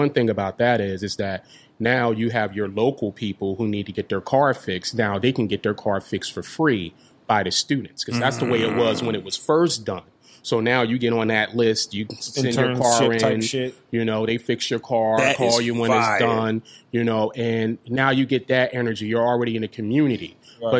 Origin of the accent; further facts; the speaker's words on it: Trenton, New Jersey, United States; We're from Trenton. We're creatives